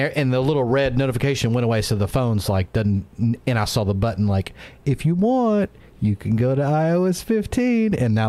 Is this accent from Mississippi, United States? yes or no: yes; Mississippi, United States; dude, I'm from Mississippi. You don't get any more southern than here.